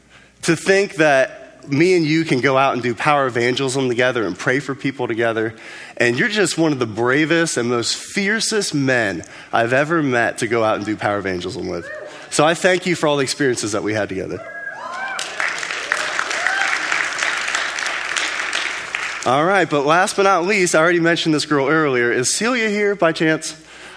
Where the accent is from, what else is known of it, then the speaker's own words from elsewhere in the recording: Cincinnati, Ohio, United States; I was born in Cincinnati